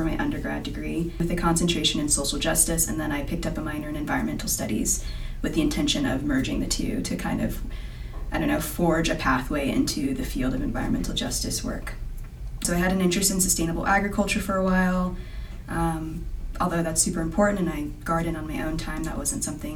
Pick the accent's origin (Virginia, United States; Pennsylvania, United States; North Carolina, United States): Virginia, United States; Fredericksburg; moved away as an adult; also born or lived in Richmond, Virginia; now in Utah, United States; I grew up in Fredericksburg, Virginia